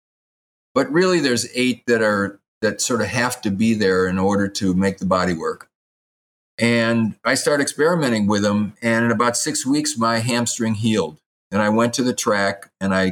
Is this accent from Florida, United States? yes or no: no; Madison, Wisconsin, United States; I grew up in Madison, Wisconsin, and when I was 13 years old